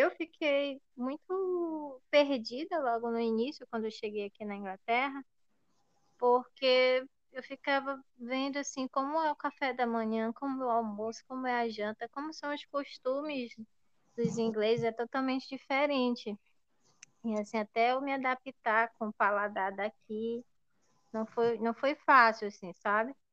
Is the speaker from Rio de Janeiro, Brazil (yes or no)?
no; Ananindeua, Pará, Brazil; moved away as an adult; eu sou de Ananindeua, no bairro da Guanabara.